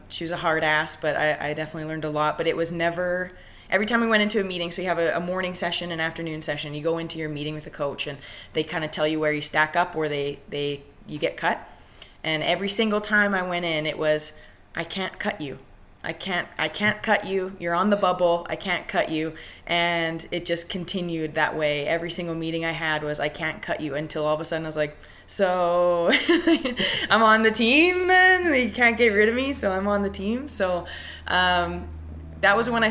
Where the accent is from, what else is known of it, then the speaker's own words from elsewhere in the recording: Ryley, Alberta, Canada; I grew up in Riley, Alberta. It's a town of between 400 and 500, about 45 minutes to an hour east of Edmonton